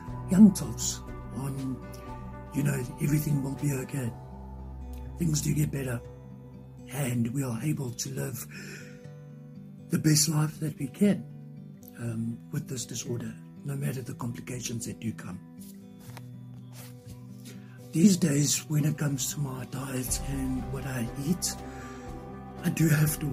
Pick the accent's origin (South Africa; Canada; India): South Africa; I am from South Africa